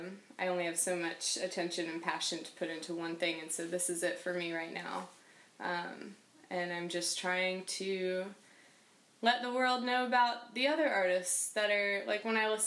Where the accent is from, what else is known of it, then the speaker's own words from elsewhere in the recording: Michigan, United States; born there; also born or lived in North Carolina / Minnesota / Wisconsin / Boston; I was born in Michigan. I've lived in North Carolina twice. I've lived in Minnesota. I've lived in Wisconsin and Boston, and now here.